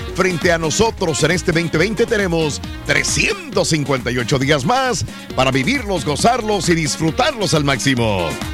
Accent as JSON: {"language": "Spanish", "country": "Mexico"}